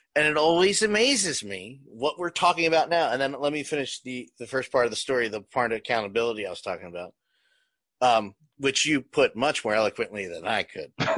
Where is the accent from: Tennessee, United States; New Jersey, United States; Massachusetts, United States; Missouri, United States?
New Jersey, United States; White boy here did a lot of growing up in South Jersey